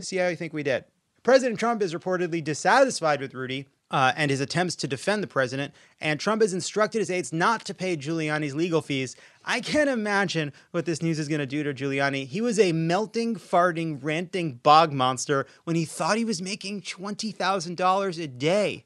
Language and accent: English; Long Island, New York, United States; I'm from Long Island.